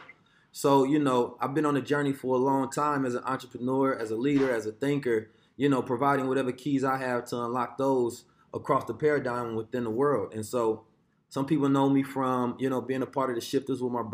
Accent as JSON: {"language": "English", "town": "Oakland", "region": "California", "country": "United States", "tie": "born or raised there", "said": "I grew up in Oakland, California"}